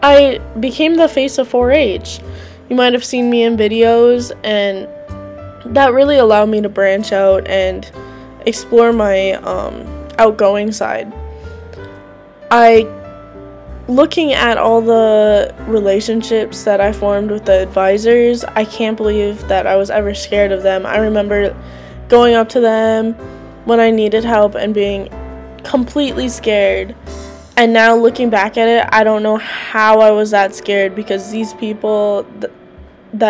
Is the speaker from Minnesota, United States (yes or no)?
yes; Carlton County, Minnesota, United States; I'm from Carlton County, and I'm a Minnesota 4-H State Ambassador